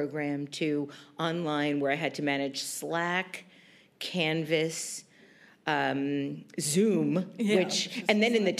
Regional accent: New York, United States; moved away as an adult; now in Los Angeles, United States; I'm a diehard New Yorker. I've lived in New York my entire life

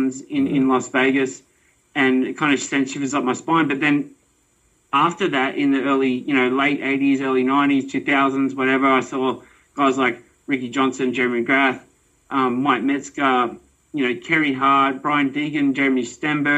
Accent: Australia; I'm an Aussie

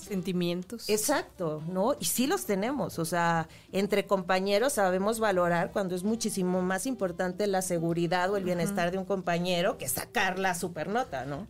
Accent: Chihuahua, Mexico; moved away; yo soy de Chihuahua, empecé allá eh, en Televisa, Chihuahua, estudié Ciencias de la Comunicación

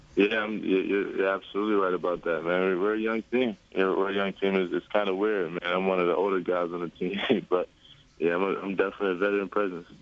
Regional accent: Villanova, Pennsylvania, United States; Villanova. That was my hometown school

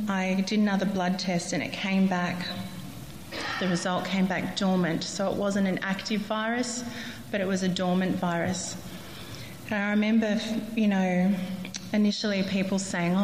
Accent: Central Coast, New South Wales, Australia; now in Canberra, Australia; I grew up on the Central Coast.

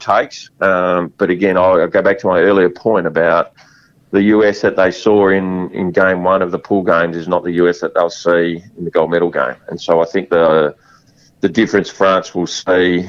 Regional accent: Western Australia, Australia; I love being Australian, and I love being West Australian.

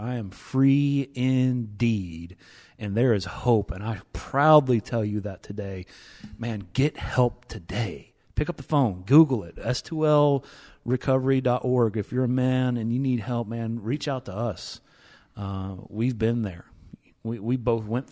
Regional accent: East Tennessee, United States; I'm from East Tennessee

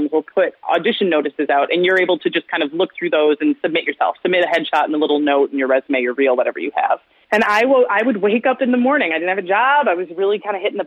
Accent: Wisconsin Rapids, Wisconsin, United States; moved away; also born or lived in Stevens Point, Wisconsin; I was born in Stevens Point. I grew up in Wisconsin Rapids

